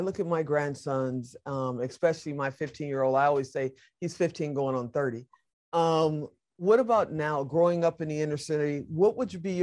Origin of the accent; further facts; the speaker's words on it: Chicago, Illinois, United States; now in Las Vegas, United States; we grow up in Chicago